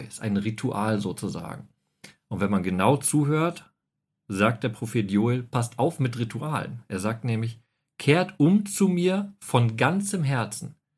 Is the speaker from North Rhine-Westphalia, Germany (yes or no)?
yes; North Rhine-Westphalia, Germany; Ich bin ja im Westfalen groß geworden